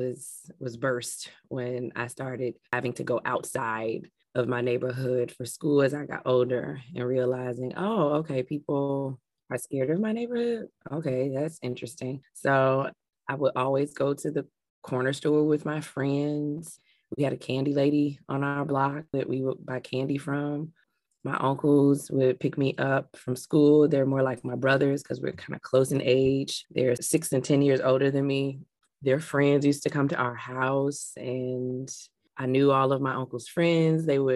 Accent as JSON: {"language": "English", "town": "Chicago", "region": "Illinois", "country": "United States", "tie": "born or raised there", "said": "I had a beautiful childhood growing up in Englewood"}